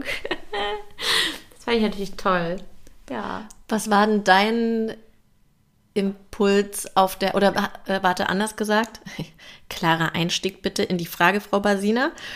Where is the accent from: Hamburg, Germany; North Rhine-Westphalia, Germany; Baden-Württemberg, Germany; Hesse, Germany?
North Rhine-Westphalia, Germany; Bielefeld; now in Berlin, Germany; ich bin ja gebürtig aus Bielefeld